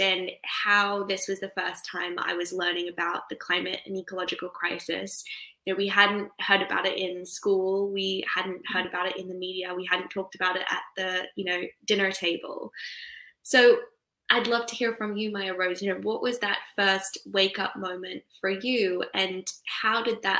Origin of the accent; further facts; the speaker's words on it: tropical North Queensland, Australia; when I was 11, I was growing up in Australia's tropical North Queensland